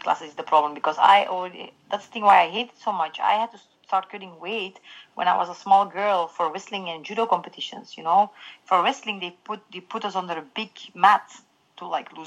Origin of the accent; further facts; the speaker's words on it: Belgium; I'm from Belgium